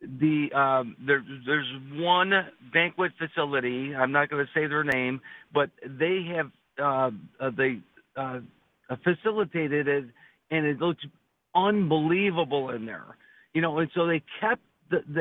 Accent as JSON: {"language": "English", "town": "Buffalo", "region": "New York", "country": "United States", "tie": "born or raised there", "said": "I grew up in South Buffalo, and in that Seneca, Cazenovia area"}